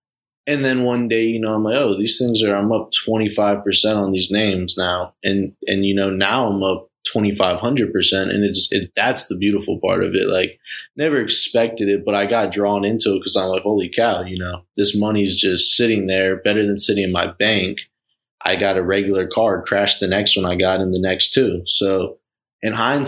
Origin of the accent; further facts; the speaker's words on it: Florida, United States; I'm from Florida